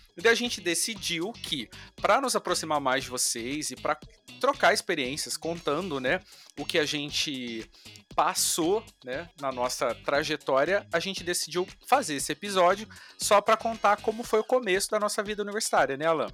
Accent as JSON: {"language": "Portuguese", "town": "Taubaté", "region": "São Paulo", "country": "Brazil", "tie": "born or raised there", "moved": "as an adult", "lives_now": "Rio de Janeiro, Brazil", "said": "eu sou natural do interior de São Paulo, Taubaté"}